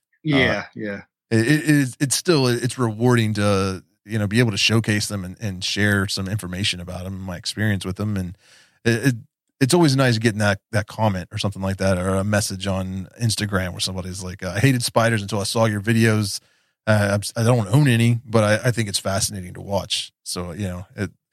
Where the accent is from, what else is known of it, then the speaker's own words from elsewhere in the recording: West Virginia, United States; I was a punk rock kid growing up in West Virginia